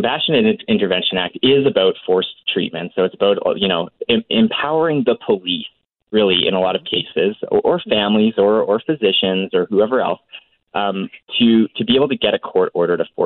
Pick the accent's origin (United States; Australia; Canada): Canada; Alberta; growing up in Alberta